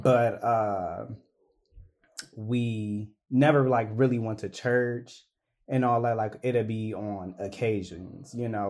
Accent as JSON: {"language": "English", "town": "Cleveland", "region": "Ohio", "country": "United States", "moved": "yes"}